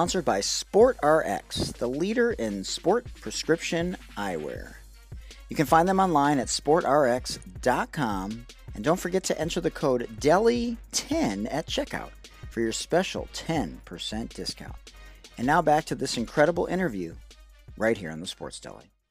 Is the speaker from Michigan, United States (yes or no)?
yes; Detroit, Michigan, United States; I'm from Detroit